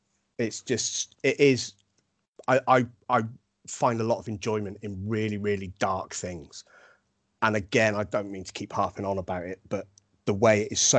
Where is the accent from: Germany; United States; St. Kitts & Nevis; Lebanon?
Germany; I grew up in Germany on a RAF camp that also had Americans on there